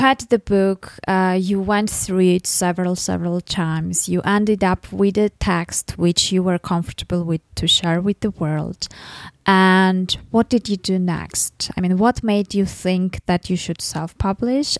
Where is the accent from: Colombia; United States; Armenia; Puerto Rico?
Armenia; I'm from Armenia. I'm, I'm living in Armenia